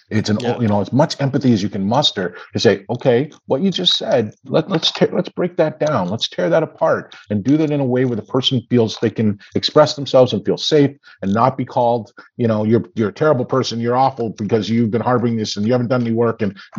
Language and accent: English; Canada; now in United States; I've had some of it because I grew up in Canada, right?